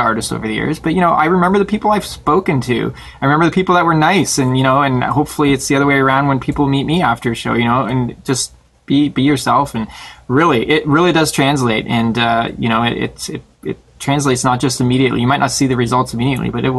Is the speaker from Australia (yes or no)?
no; Toronto, Ontario, Canada; We're just from the Toronto area